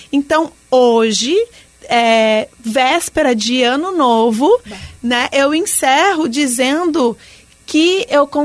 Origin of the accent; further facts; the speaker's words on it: Rio Grande do Sul, Brazil; now in Joinville, Brazil; Eu sou gaúcha e se formar em jornalismo no Rio Grande do Sul é Deus no céu e RBS na terra, né?